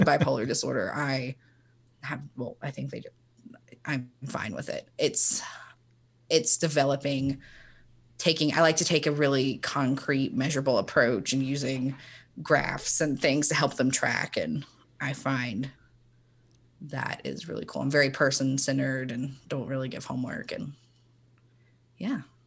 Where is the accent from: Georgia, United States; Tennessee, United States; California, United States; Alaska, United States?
Tennessee, United States; Chattanooga; I am from Chattanooga, Tennessee, born and raised